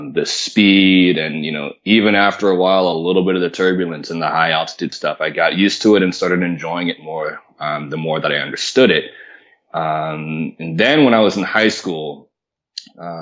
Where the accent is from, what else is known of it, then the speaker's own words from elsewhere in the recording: Marin County, Northern California, United States; moved away as an adult; also born or lived in Florida; I grew up in Northern California, a little bit north of San Francisco, in a little town called Marin County